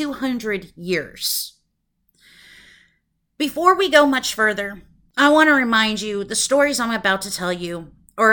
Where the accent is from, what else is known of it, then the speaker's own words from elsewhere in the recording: Broken Arrow, Oklahoma, United States; now in Tacoma, United States; I grew up in a town in Oklahoma called Broken Arrow. While Tacoma is my home now, Broken Arrow will always be my hometown